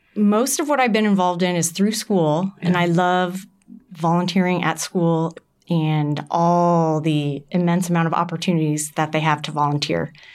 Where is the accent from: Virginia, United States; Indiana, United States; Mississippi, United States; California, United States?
Indiana, United States; Carmel; I grew up here in Carmel